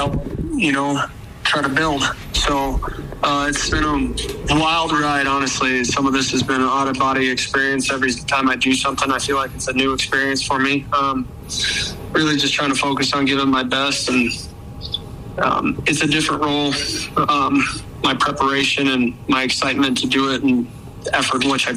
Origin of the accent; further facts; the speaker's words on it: Arizona, United States; moved away as an adult; now in Brookings, United States; I'm from Arizona